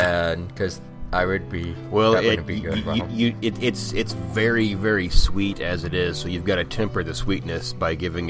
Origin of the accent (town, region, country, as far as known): New York, United States; born or raised there